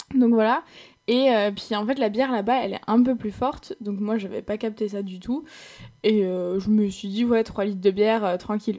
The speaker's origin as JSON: {"language": "French", "country": "France", "accent": "French", "said": "en tant que petite française là-bas, forcément, j'avais un peu de succès parce que les Allemands, ils adorent l'accent euh, l'accent français"}